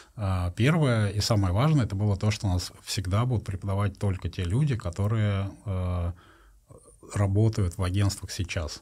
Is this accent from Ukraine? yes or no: no; Russia; я из России